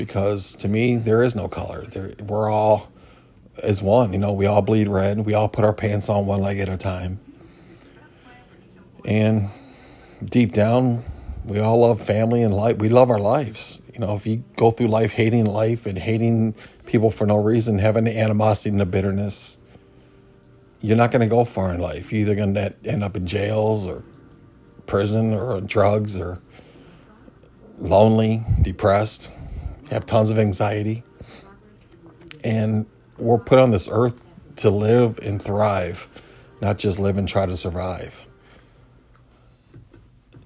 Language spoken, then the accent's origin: English; Cleveland, Ohio, United States; I'm from Cleveland, Ohio. I grew up in the 80s in Cleveland